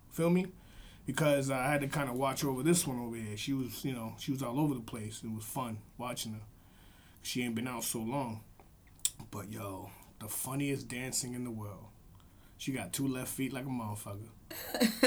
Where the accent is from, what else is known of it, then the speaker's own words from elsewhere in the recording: Boston, Massachusetts, United States; From Boston